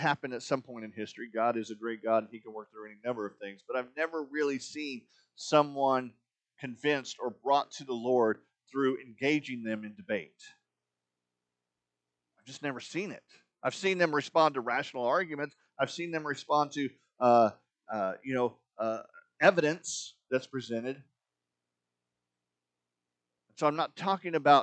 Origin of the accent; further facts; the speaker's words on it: Arizona, United States; When I was growing up in Arizona as a teenager